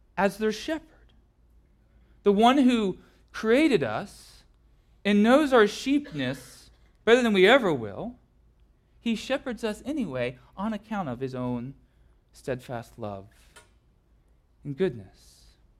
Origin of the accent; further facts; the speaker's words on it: Southern California, United States; growing up in Southern California